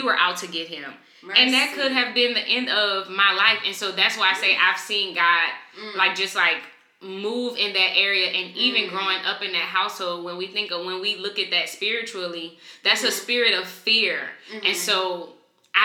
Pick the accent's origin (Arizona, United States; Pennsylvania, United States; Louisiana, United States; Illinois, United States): Louisiana, United States; New Orleans; now in Atlanta, United States; So I'm from New Orleans. I'm originally from New Orleans. I live in Atlanta right now